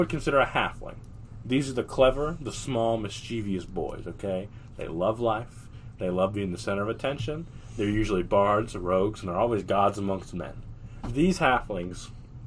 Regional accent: the South, United States; I was born in the South

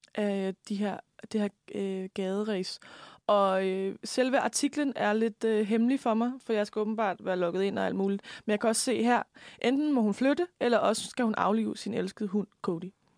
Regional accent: Lemvig, Central Denmark Region, Denmark; now in Copenhagen, Denmark; nu kommer jeg jo fra Lemby

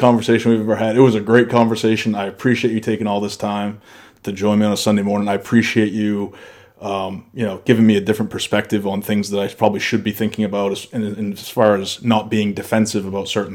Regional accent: Maine, United States; moved away; I'm from Maine. I go to school with a shotgun in my back window of my pickup.

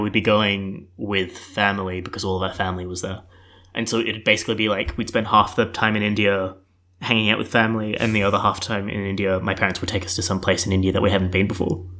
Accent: Melbourne, Victoria, Australia; I'm twenty-three. I'm from Melbourne

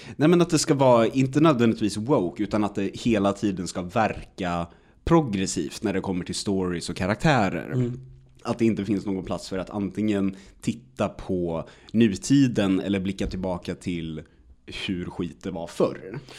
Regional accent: Sweden; man som svensk

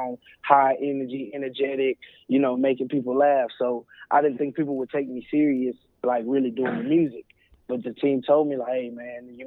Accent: Houston, Texas, United States; moved away as an adult; also born or lived in Oklahoma; now in Oklahoma City, United States; I'm from the Southwest side of Houston, Texas

